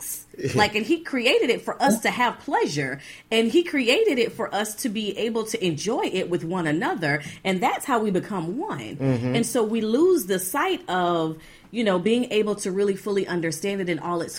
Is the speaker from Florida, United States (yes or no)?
yes; Florida, United States; moved away; We were from Florida originally.